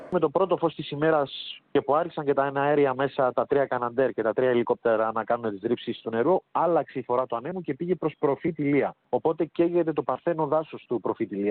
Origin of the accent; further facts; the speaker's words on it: Rhodes, South Aegean, Greece; για το μέρο μου, για το χωριό μου